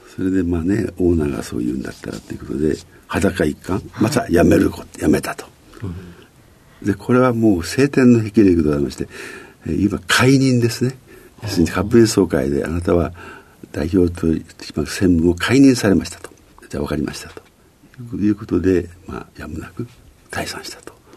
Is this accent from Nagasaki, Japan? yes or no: no; Ozu, Ehime, Japan; 愛媛県という,、はい、四国ですね、うん、愛媛県の大洲市というところに